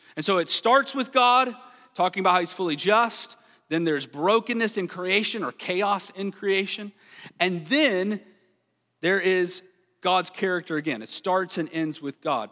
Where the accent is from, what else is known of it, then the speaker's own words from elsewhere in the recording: the South, United States; I grew up in the South